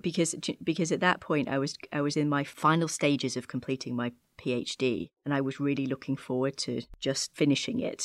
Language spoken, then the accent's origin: English; Chorley, North West England, United Kingdom; moved away as an adult; now in Washington, D.C., United States; I'm actually from, uh, Chorley in Lancashire in the northwest of England